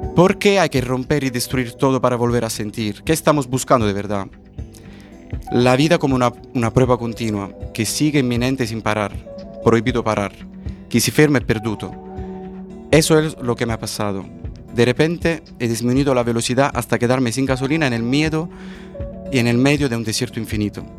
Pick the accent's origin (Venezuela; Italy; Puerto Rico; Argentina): Italy; province of Caserta, Naples region, Campania; Spanish is a second language; moved away as an adult; also born or lived in Central America / Madrid; en la provincia de Caserta, la región de Nápoles, la tierra de la mozzarella.